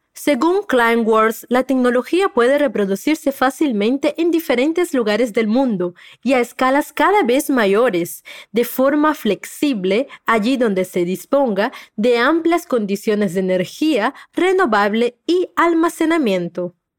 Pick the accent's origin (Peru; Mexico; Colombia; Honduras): Peru; tu profe peruana